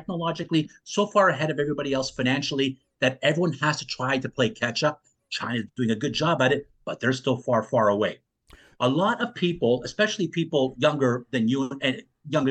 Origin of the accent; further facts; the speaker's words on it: Canada; I grew up in Canada, mm-hmm. not far from Western New York states